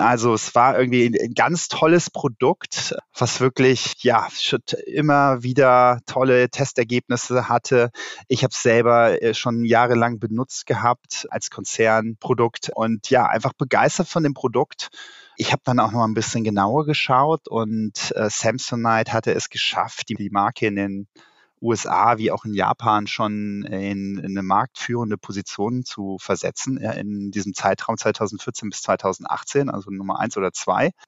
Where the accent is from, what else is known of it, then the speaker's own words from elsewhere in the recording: Rhineland, Germany; als gebürtiger Rheinländer drücke ich natürlich dem ersten FC Köln die Daumen